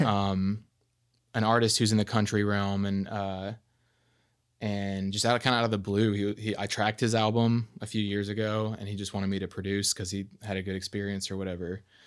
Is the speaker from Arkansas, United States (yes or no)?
yes; Arkansas, United States; I'm from Arkansas